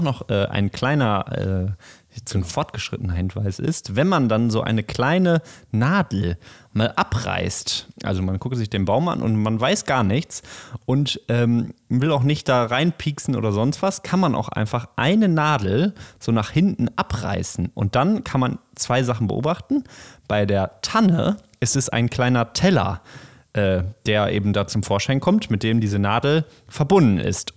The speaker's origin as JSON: {"language": "German", "town": "Bochum", "region": "North Rhine-Westphalia", "country": "Germany", "tie": "born or raised there", "said": "ich bin in der Stadt aufgewachsen in Bochum"}